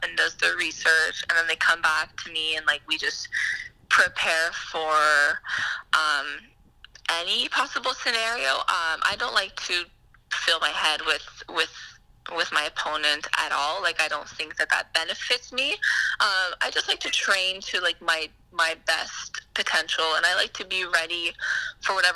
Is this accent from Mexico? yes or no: no; Ottawa, Ontario, Canada; I'm from Ottawa, and I have family from Montreal and that whole surrounding area.